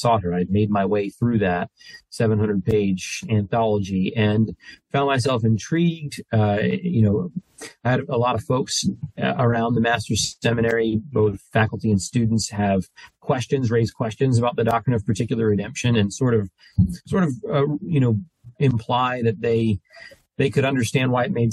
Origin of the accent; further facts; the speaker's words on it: New Jersey, United States; moved away; I'm from New Jersey